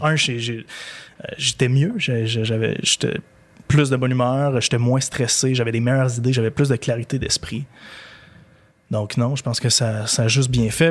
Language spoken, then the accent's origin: French; Gaspésie, Quebec, Canada; moved away; quand j'étais jeune, je l'ai dit tantôt, je viens de la Gaspésie